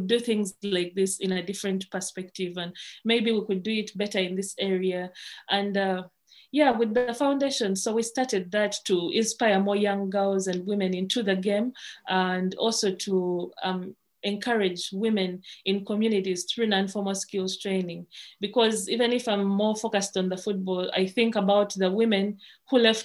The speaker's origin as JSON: {"language": "English", "country": "Uganda"}